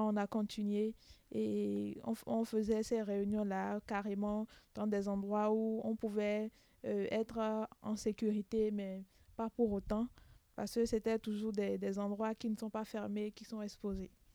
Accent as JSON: {"language": "French", "country": "Benin", "said": "je viens du Bénin"}